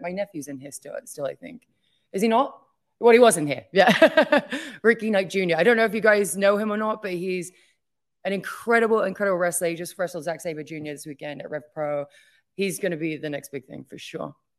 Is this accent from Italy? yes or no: no; England, United Kingdom; moved away as an adult; now in United States; my home country